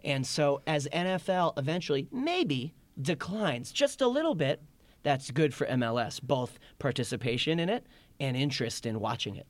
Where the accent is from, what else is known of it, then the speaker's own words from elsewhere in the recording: Boston, Massachusetts, United States; now in New York, United States; I live in New York, so I guess that's my team by default, but I'm from Boston